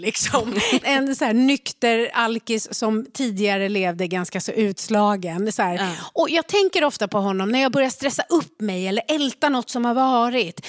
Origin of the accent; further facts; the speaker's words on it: Sweden; jag blev född i Sverige